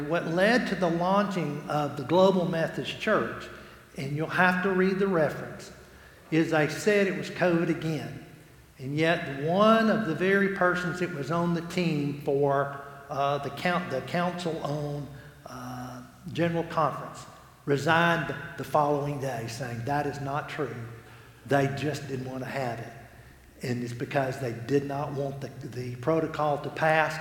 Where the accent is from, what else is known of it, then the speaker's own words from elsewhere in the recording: Alabama City, Alabama, United States; I'm from Alabama City, y'all. We're lint heads